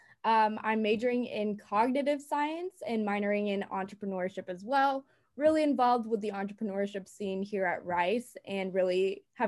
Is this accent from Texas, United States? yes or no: yes; Texas, United States; as a Texan.